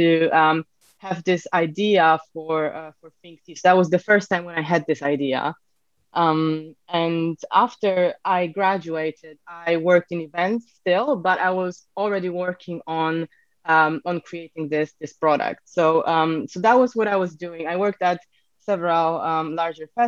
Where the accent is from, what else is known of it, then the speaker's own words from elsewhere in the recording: Poland; moved away as an adult; also born or lived in Edinburgh / Bristol; now in United Kingdom; I'm actually originally from Poland. So I came to the UK nearly 7 years ago now.